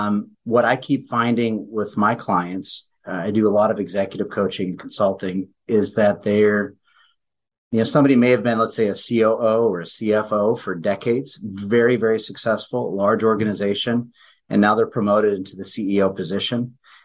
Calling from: Anchorage, Alaska, United States; Anchorage, Alaska.

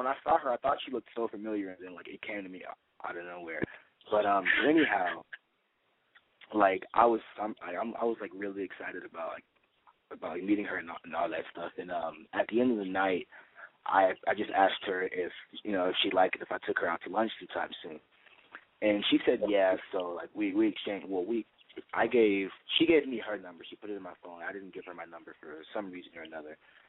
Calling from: Studio City, California, United States; from Studio City 19.

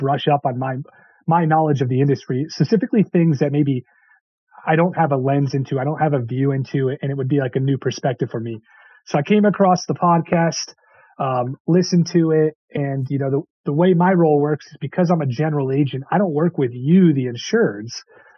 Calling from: Connecticut, United States; I'm on the East Coast over in Connecticut.

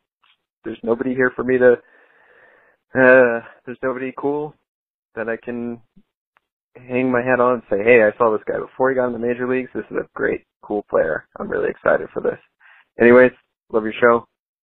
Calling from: Albuquerque, New Mexico, United States; I'm from Albuquerque, New Mexico.

